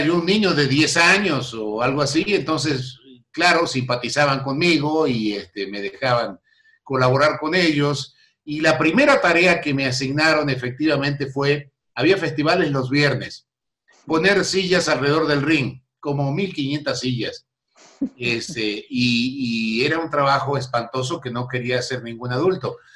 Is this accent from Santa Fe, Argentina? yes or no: yes; San Justo, Santa Fe, Argentina; moved away; also born or lived in Buenos Aires; yo nací en Buenos Aires, pero casi por accidente. Éramos de Santa Fe. Y de un pueblo de Santa Fe llamado San Justo